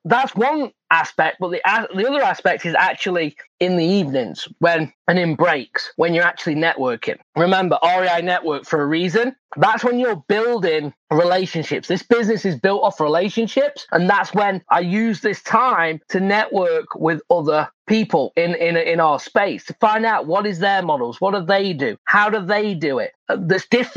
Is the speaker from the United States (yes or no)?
no; England, United Kingdom; moved away; I'm from England.